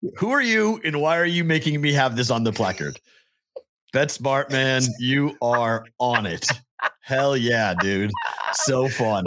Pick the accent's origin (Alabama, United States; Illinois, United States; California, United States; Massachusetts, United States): Massachusetts, United States; Andover; now in Las Vegas, United States; my hometown of Andover, Mass